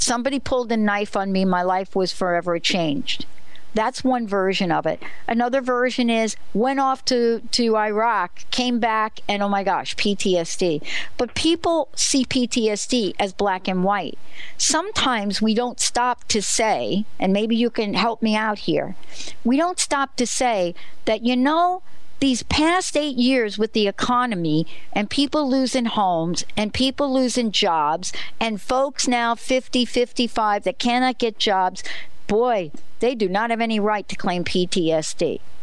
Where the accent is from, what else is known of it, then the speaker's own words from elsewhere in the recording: New Jersey, United States; I'm from New Jersey